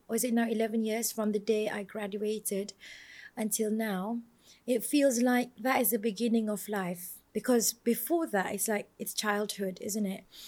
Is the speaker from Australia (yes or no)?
no; Malaysia; I'm from Malaysia.